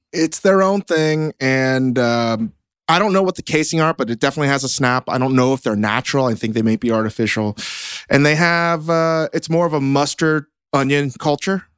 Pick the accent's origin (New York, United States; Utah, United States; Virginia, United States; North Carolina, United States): Virginia, United States; growing up in Virginia, everybody did some kind of chewing tobacco product